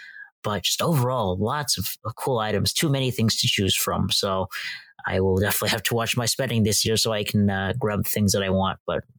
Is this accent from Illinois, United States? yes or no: yes; Chicago, Illinois, United States; I'm definitely going to get 1630 as Chicagoan.